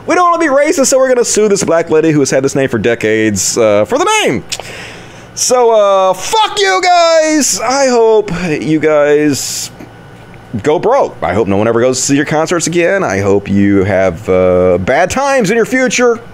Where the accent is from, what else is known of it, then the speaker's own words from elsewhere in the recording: Sheffield, Yorkshire and the Humber, United Kingdom; I'm from Sheffield and I'm made of steel